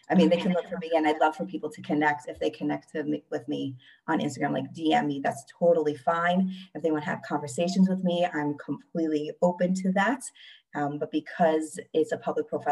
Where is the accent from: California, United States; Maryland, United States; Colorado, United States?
Maryland, United States; Silver Spring; moved away as an adult; now in Karmiel, Israel; I'm from Silver Spring, Maryland. That's where I was raised